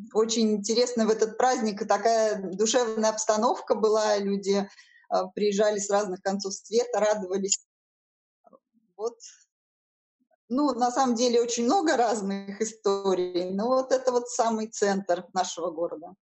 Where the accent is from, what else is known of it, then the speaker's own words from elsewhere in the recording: Saint Petersburg, Russia; я коренная петербурженка. А, все мои родственники тут жили